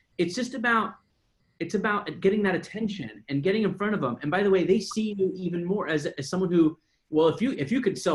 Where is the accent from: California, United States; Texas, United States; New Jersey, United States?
California, United States; San Diego; I'm from San Diego